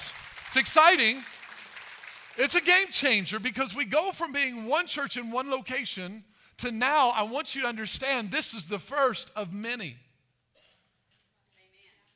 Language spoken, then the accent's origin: English; Albion, Illinois, United States; I'm from Albion, so it's not very far from Mount Carmel